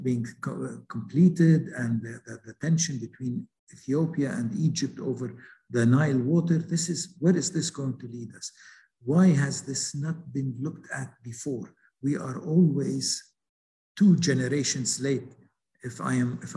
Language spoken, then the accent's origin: English; Lebanon; my home country, Lebanon